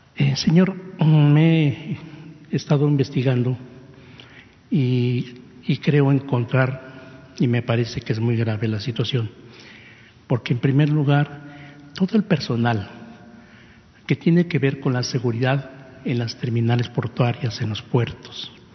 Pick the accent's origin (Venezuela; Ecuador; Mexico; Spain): Mexico; somos mexicanos